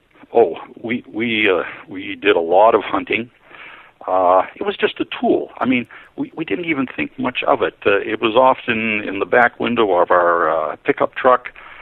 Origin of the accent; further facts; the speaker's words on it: Saskatchewan, Canada; also born or lived in Cameroon / Solomon Islands / Ottawa; I was born in Saskatchewan, which is a central western province in Saskatchewan, in Canada. Raised on a farm